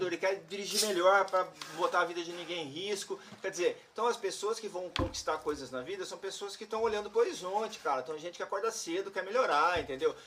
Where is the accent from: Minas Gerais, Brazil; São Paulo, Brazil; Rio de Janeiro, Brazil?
São Paulo, Brazil; Campinas; a gente era do interior e a gente, Campinas